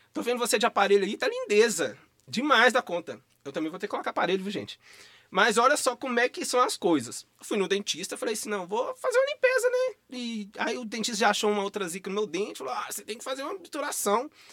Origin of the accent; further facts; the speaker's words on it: Rio Casca, Minas Gerais, Brazil; moved away; also born or lived in Belo Horizonte; eu vim da roça, igual eu falei, eu vim de Rio Casca, interior. E aí eu vim de lá pra cá, aí eu morei numa periferia da região norte de Belo Horizonte, é, no bairro Jardim Leblon, na Vila Polônia por muito tempo